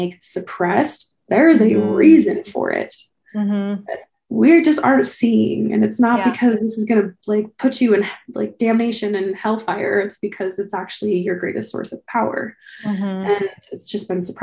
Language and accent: English; Salt Lake City, Utah, United States; I grew up in Salt Lake, just like a suburb of Salt Lake, and lots of LDS families.